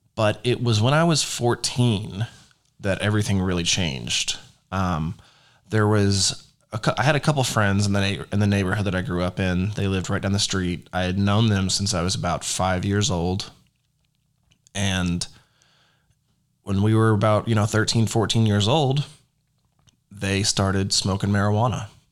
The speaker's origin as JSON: {"language": "English", "town": "Rockwall", "region": "Texas", "country": "United States", "tie": "born or raised there", "said": "I was born in Rockwall, Texas, which is a little suburb outside of Dallas"}